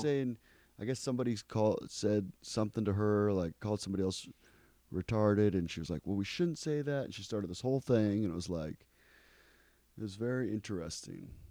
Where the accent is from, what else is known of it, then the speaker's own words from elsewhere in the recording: Ecuador; moved away; I grew up in Ecuador.